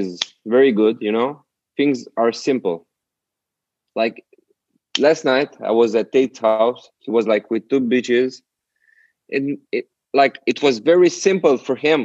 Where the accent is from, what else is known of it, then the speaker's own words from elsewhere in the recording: Romania; in Bucharest and in my hometown, it's way simpler